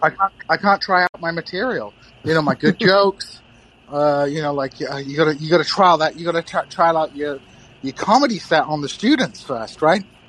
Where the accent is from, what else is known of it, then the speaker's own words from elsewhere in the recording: Kingston upon Hull, Yorkshire and the Humber, United Kingdom; moved away as an adult; also born or lived in Missouri, United States; I'm currently living in my hometown of Kingston upon Hull